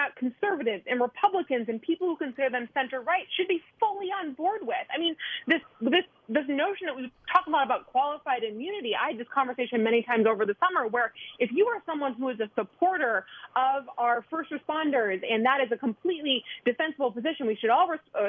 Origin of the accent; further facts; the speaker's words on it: Wisconsin, United States; As you and as most of your listeners know, I'm from Wisconsin. I spent most of the summer in Wisconsin with my family.